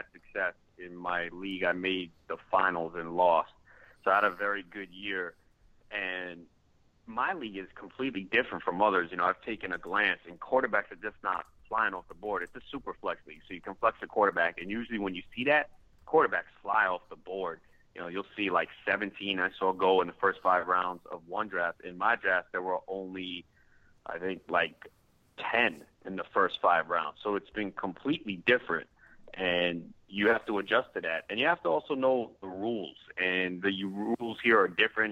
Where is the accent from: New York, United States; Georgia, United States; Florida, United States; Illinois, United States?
New York, United States; I wanted to be a sports talk show host growing up in New York, listening to WFAN